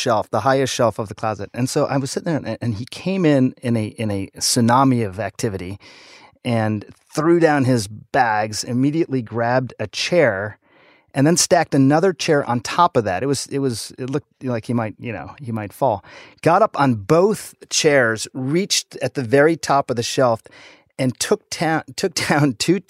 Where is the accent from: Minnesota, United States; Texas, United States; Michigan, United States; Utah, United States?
Michigan, United States; Michigan for both of us. Small town in Michigan. I was born outside of Detroit. Parents were auto industry folks